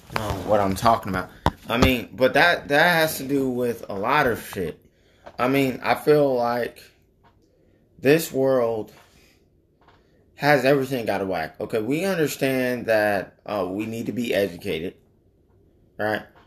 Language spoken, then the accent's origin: English; United States; us as the American people